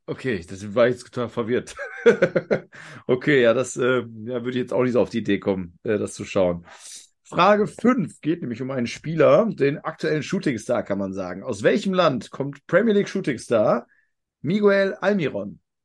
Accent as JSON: {"language": "German", "area": "near the Ruhr", "region": "North Rhine-Westphalia", "country": "Germany", "said": "ich komme ja aus dem Ruhrgebiet oder Nähe vom Ruhrgebiet, Niederrhein"}